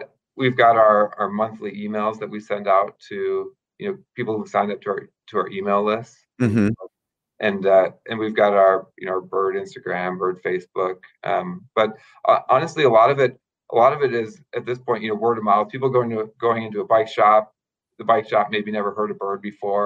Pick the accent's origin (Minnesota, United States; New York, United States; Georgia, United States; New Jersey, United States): Minnesota, United States; moved away as an adult; also born or lived in State College, Pennsylvania; I'm originally from Minnesota